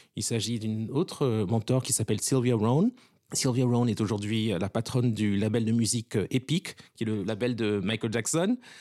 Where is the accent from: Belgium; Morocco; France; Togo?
Togo; Lomé, Maritime; also born or lived in Washington; now in New York, United States; Ça a commencé pour moi au Togo, puisque je suis né à Lomé de parents togolais.